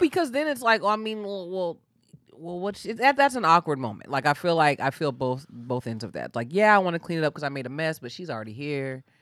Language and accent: English; Bay Area, California, United States; moved away as an adult; also born or lived in Atlanta; now in Los Angeles, United States; I grew up in the Bay Area, um, kinda like Bay Area, Napa Valley border